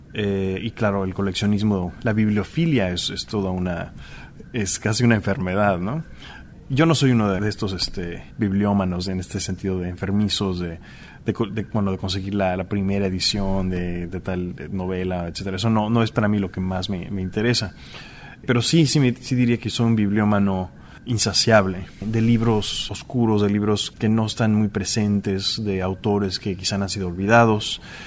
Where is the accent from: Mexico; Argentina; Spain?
Mexico; moved away as an adult; also born or lived in Chicago, United States; now in New York, United States; soy artista visual mexicano, eh, llevo viviendo en Nueva York unos 15 años.